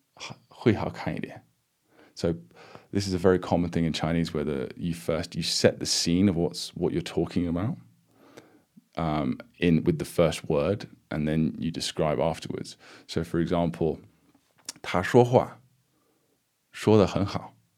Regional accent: United Kingdom; I'm British

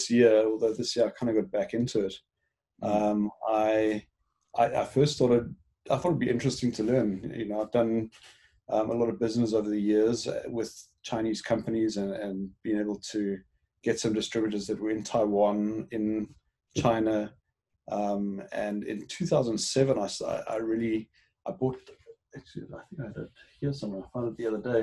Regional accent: Johannesburg, Gauteng, South Africa; accent: South African; moved away as an adult; also born or lived in Cape Town, South Africa / Hong Kong / East Africa; now in Vancouver, Canada; I grew up in South Africa. Born in Cape Town, raised in Johannesburg

